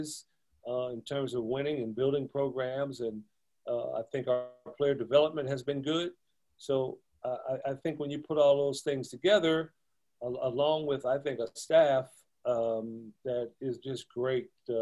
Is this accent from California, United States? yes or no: yes; Compton, California, United States; I grew up in Compton here locally.